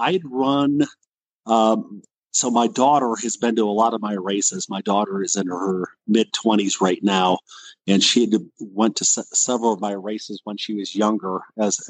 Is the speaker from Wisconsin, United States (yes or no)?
yes; Wisconsin, United States; now in Colorado, United States; I'm originally from Wisconsin, so the winters here in Colorado are mild compared to Wisconsin